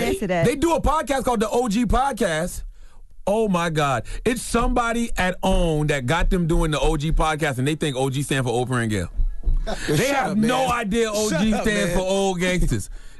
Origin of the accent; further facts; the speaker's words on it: South Carolina, United States; I'm from the South. I'm from South Carolina. I say ma'am a lot.